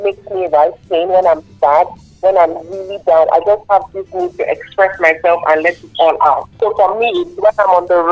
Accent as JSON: {"language": "English", "country": "Nigeria", "said": "I'm still Nigerian"}